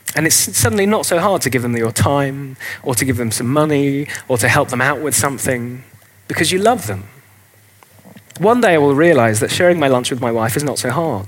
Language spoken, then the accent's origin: English; England, United Kingdom; carry on being English